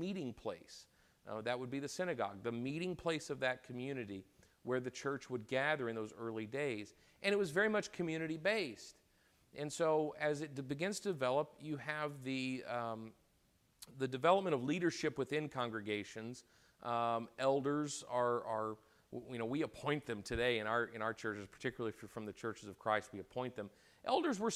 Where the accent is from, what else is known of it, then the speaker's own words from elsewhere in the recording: United States; I'm an American.